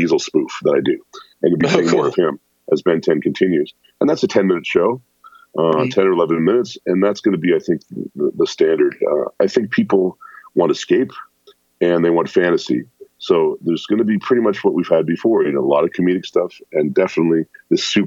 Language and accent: English; near the border with Detroit, Ontario, Canada; I grew up in Canada, but luckily I grew up near the border, so I could get the stations from Detroit.